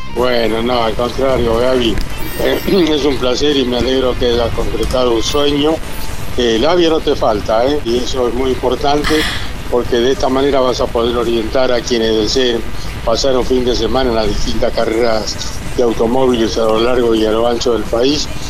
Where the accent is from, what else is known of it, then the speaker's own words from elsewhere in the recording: La Pampa, Argentina; moved away; cuando era pibe allá en La Pampa